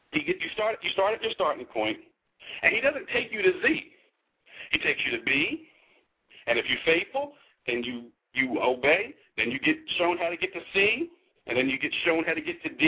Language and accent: English; New Jersey, United States; now in Arlington, Texas, United States; I'm from Jersey.